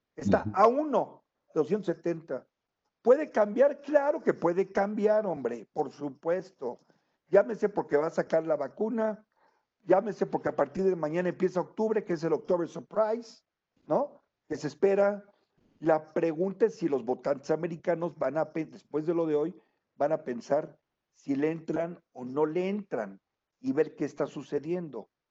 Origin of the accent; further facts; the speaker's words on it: Mexico; moved away; also born or lived in United States; tengo una nacionalidad mexicana por nacimiento. Y he residido por años realmente en los Estados Unidos.